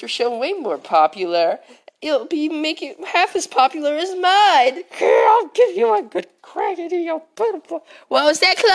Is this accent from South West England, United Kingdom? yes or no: yes; Taunton, South West England, United Kingdom; And then I, then the rest of my life, I grew up in Taunton.